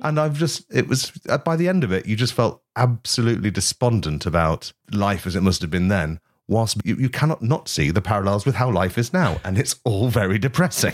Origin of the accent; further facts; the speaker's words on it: East Midlands, United Kingdom; I am from the East Midlands